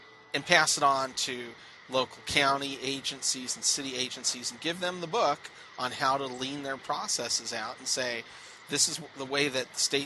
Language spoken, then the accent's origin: English; Southern California, United States; growing up in Southern California, I grew up a part of that liberal group of people